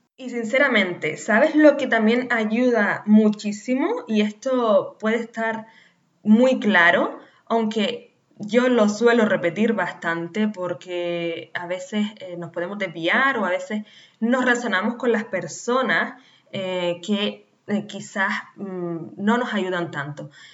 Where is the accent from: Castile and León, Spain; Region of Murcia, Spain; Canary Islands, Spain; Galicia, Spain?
Canary Islands, Spain; nacida en Canarias